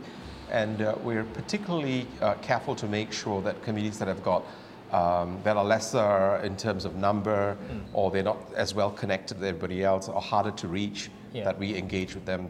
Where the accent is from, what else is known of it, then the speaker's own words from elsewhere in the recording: Malaysia; now in New Zealand; I'm from Malaysia. I'm very lucky. My father's from Sri Lanka. Mm. My mother is a part Portuguese, Indian, English. Right. I grew up in a home where we had three faiths, Hinduism, Christianity, and Islam